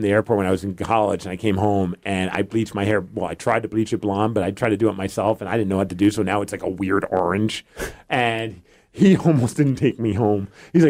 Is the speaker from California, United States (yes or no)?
no; New York City, New York, United States; moved away; I grew up in Brooklyn